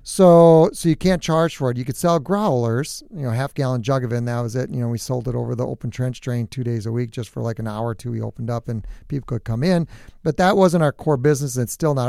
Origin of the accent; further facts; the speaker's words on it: New Prague, Minnesota, United States; I'm from New Prague, so it's just, you know, northeast of here about forty-five minutes, just south of the metro